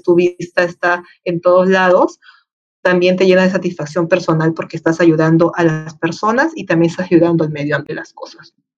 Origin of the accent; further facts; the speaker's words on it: Peru; La Molina de Lima, Perú, ¿no? Mi país natal.